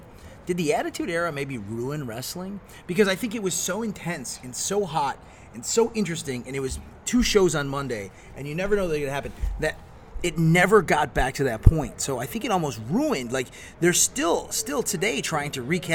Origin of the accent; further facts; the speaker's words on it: Chicago, Illinois, United States; growing up in Chicago